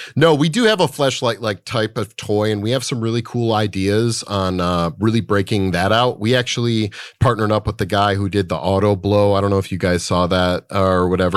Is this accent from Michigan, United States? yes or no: yes; Michigan, United States; moved away; I grew up in the Midwest in Michigan.